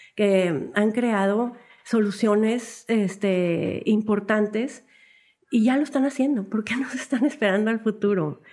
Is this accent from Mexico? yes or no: yes; Monterrey, Nuevo León, Mexico; somos regios, nos sentimos muy orgullosos de nuestra ciudad